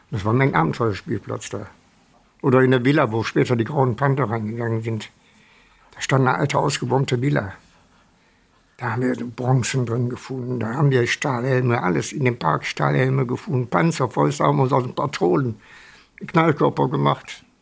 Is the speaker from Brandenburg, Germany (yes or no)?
no; Wuppertal, North Rhine-Westphalia, Germany; Und ich erinnere mich an meine Kindheit auf Wischenhausen. Waren viele Ruinen, der Wupperland, viele Ruinen, Wupperfeld.